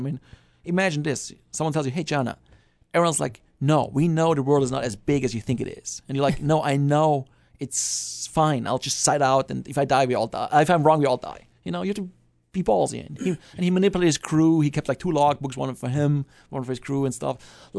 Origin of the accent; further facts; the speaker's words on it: Germany; English is a second language; moved away; I'm from Germany. I'm from Germany.